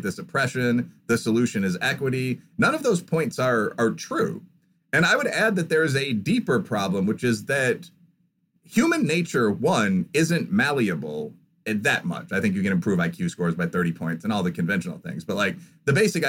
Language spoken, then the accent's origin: English; Midwest, United States; I'm from the Midwest, so I actually have some background knowledge of farming